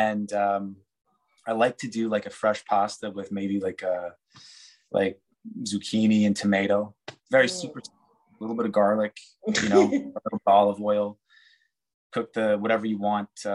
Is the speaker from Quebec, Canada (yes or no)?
yes; Montreal, Quebec, Canada; accent: Montreal; I actually spent quite a bit of time with a dialect coach trying to neutralize my Montreal accent